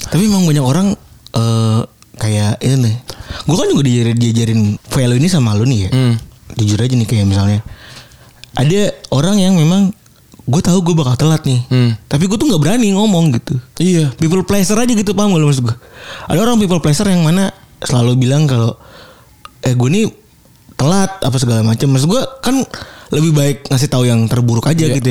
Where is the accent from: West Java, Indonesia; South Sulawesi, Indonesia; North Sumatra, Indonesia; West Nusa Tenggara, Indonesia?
West Java, Indonesia; Cirebon; maksud gue gue juga dari Cirebon anjing